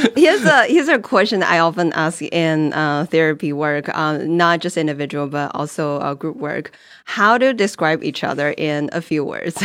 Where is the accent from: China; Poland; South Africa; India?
China; English is a second language; moved away as an adult; also born or lived in New Jersey / Colorado / Texas; born and raised in China